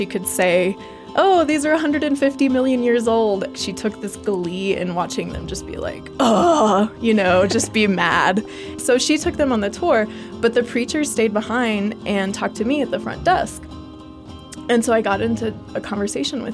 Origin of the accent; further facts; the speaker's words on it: Texas, United States; I'm from Texas